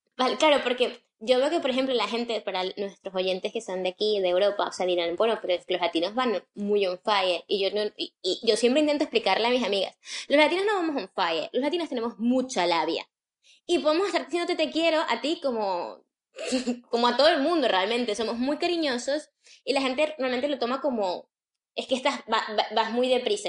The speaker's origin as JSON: {"language": "Spanish", "town": "Caracas", "region": "Capital District", "country": "Venezuela", "moved": "yes", "said": "nosotros somos de Caracas"}